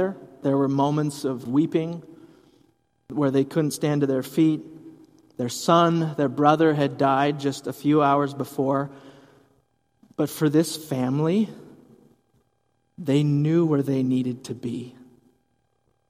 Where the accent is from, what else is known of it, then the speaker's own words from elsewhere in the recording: Hudson, Wisconsin, United States; my mom was a youth director in our church where I grew up, growing up in Hudson, Wisconsin